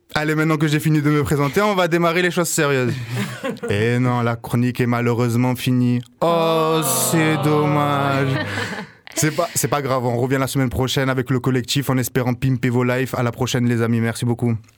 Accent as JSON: {"language": "French", "town": "Marseille", "region": "Provence-Alpes-Côte d'Azur", "country": "France", "said": "en tant que bon Marseillais"}